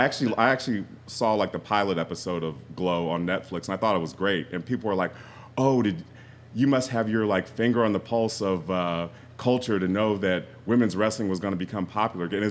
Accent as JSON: {"language": "English", "town": "Columbus", "region": "Ohio", "country": "United States", "tie": "born or raised there", "said": "I grew up in Columbus"}